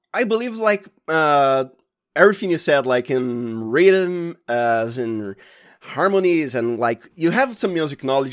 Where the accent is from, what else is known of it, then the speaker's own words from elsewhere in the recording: Santo André, São Paulo, Brazil; the state is Sao Paulo. If you're geographically accurate, I am from Santo Andre